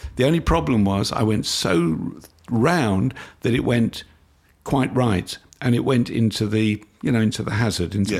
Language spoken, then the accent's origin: English; London, United Kingdom; now in Australia; I was brought up in London.